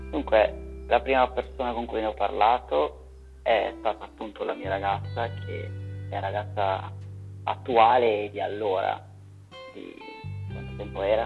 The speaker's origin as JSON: {"language": "Italian", "town": "Varese", "region": "Lombardy", "country": "Italy", "said": "vengo da Varese e ho 24 anni."}